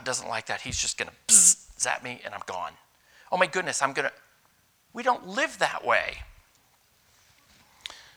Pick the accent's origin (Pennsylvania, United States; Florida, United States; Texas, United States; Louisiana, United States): Pennsylvania, United States; Youngsville; I grew up in Youngsville, Pennsylvania, way up in northwest Pennsylvania